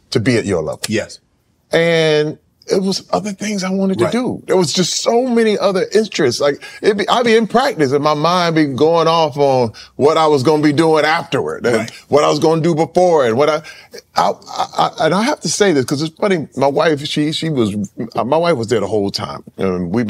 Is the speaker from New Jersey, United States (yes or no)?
no; Flint, Michigan, United States; You know, uh, coming up in Flint, I always knew I wanted to be an entertainer.